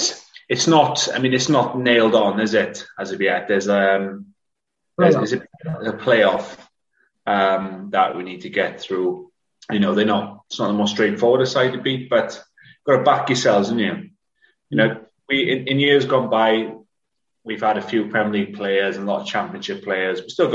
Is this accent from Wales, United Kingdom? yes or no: yes; Wales, United Kingdom